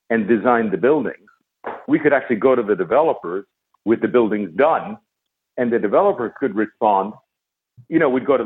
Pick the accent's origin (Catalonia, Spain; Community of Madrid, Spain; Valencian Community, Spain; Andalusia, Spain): Catalonia, Spain; Barcelona; You know, I was kind of stateless. I was from Barcelona.